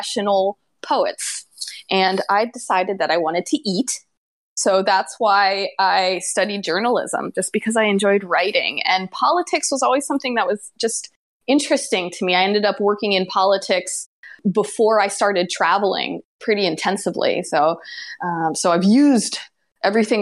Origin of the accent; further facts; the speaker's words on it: Pennsylvania, United States; moved away as an adult; also born or lived in New York City / Florida; now in Tokyo, Japan; I grew up in Pennsylvania and went to university in New York City and moved down to Florida to work at a newspaper